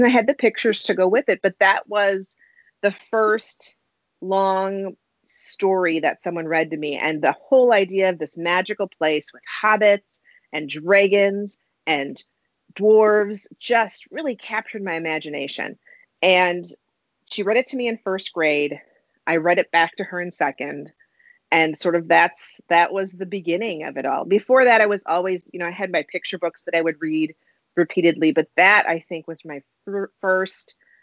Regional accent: Wisconsin, United States; my home state of Wisconsin

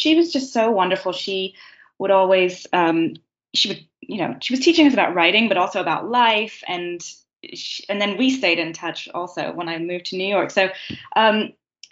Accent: England, United Kingdom; moved away; I grew up in England

